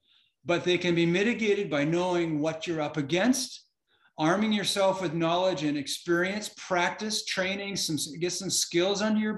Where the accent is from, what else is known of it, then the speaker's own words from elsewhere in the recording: Florida, United States; now in Minnesota, United States; I live in Minnesota and it's all flat around here. I'm from Florida.